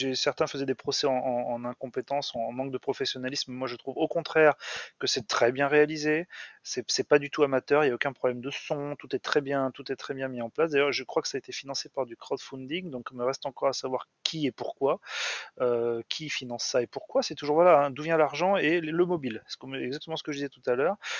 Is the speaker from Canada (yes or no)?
no; France; en tant que Français